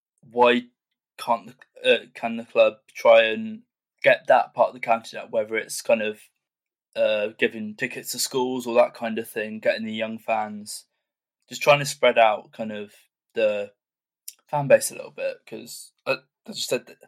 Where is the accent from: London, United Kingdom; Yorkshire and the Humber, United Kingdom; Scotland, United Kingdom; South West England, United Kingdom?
South West England, United Kingdom; Warminster; I grew up in Warminster, as mentioned, and I went to King Down School, and I was actually in the same year as Louis Thompson.